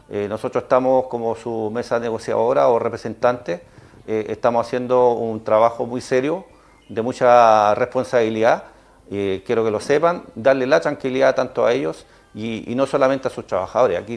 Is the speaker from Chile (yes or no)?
yes; Chile; Eh, somos chilenos, tenemos que ganar.